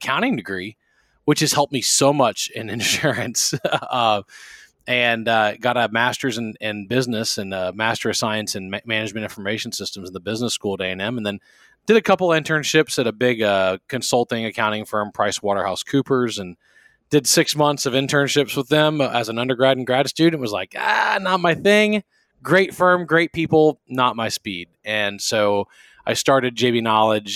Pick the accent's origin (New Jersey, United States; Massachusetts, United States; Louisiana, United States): Louisiana, United States; Baton Rouge; moved away as an adult; also born or lived in College Station, Texas; I am from South Louisiana, Baton Rouge